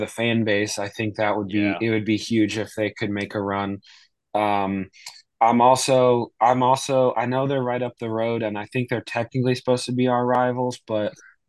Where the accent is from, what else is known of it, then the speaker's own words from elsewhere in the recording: New Jersey, United States; I grew up in South Jersey